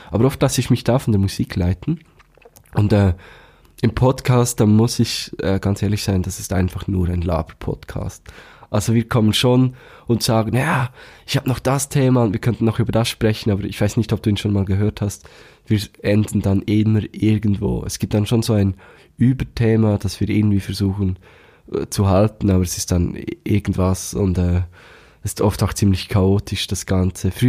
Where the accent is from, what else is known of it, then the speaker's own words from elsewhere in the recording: Thun, Bern, Switzerland; aus meiner Heimatstadt, aus Thun